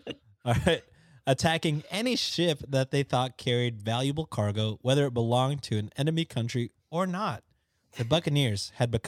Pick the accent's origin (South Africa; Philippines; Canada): Philippines; Oh, we're Filipino, so it's only a matter of time for us.